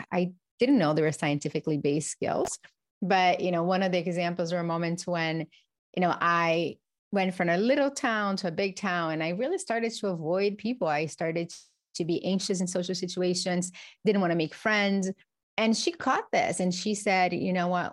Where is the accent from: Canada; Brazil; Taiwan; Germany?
Brazil; moved away; I grew up in Brazil